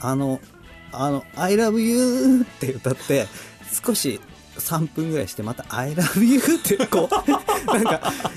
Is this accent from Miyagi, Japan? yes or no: no; Tachikawa, Tokyo, Japan; moved away; 立川って東京の立川っていう、ところ出身なんですけど